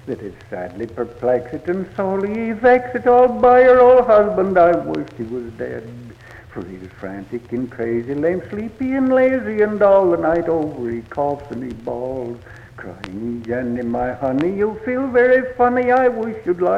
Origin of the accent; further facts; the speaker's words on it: Traverse City, Michigan, United States; I do, and it's always been my hometown ever since I was a kid